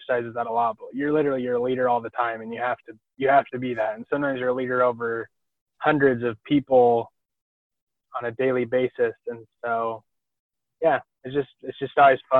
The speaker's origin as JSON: {"language": "English", "town": "Rexburg", "region": "Idaho", "country": "United States", "tie": "born or raised there", "said": "I grew up in Rexburg"}